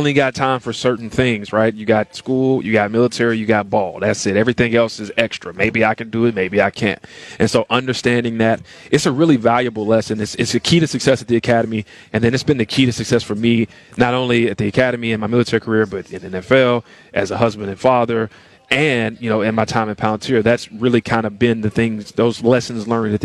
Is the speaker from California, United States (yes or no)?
no; Tennessee, United States; moved away as an adult; I grew up in Tennessee